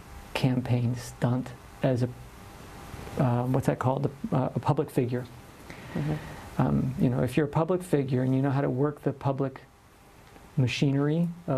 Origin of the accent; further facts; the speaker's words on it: United States; I come from one part of the Americas. Where? The United States.